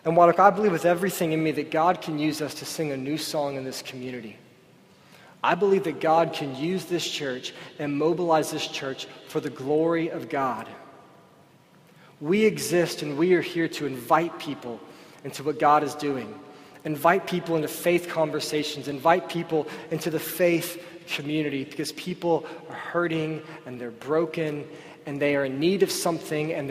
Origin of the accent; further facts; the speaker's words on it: United States; I was born and raised in Oak Forest.